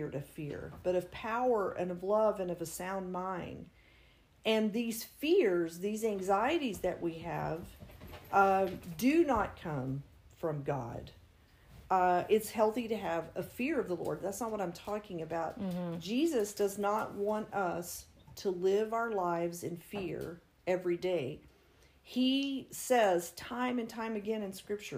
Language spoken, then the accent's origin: English; West Texas, United States; I grew up in West Texas, rancher father.